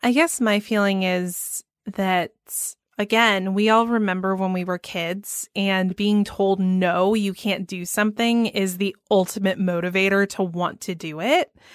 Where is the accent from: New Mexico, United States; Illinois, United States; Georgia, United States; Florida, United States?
Georgia, United States; Atlanta; my hometown of Atlanta